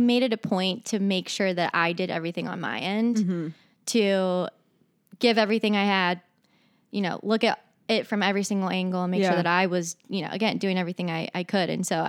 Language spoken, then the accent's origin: English; Northern Kentucky, United States; also born or lived in Orlando, Florida; So I'm from Northern Kentucky.